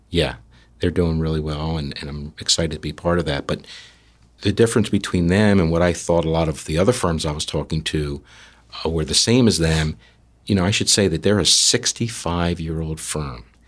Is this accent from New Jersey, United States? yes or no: yes; New Jersey, United States; we're from South Jersey